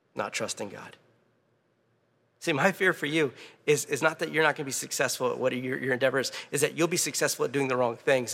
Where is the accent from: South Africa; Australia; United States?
United States; Louisiana; I'm from Louisiana.